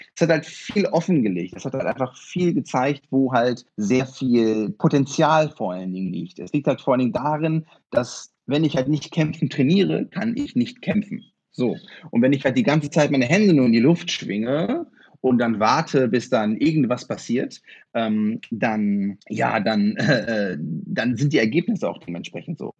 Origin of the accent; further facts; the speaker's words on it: Osnabrück, Lower Saxony, Germany; also born or lived in Friesland; ich bin in Friesland geboren, in Osnabrück aber aufgewachsen.